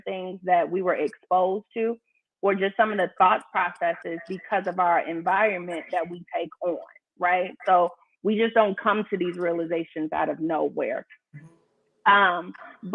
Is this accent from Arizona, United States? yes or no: no; Chicago, Illinois, United States; now in Atlanta, United States; I'm from Chicago